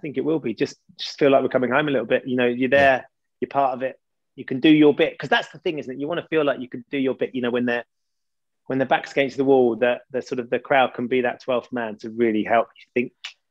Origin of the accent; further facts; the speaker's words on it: Epping, East of England, United Kingdom; So I grew up in Epping. I was born at St. Margaret's Hospital.